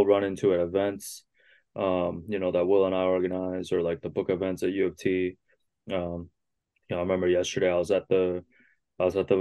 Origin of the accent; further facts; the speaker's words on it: Markham, Ontario, Canada; English is a second language; growing up in Markham